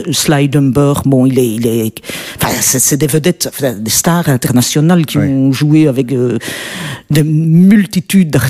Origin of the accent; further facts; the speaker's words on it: Belgium; comme tu disais, en tant que blanche, en tant que belge, c'est très, c'est pas évident de, de rentrer dans, dans ce cercle-là.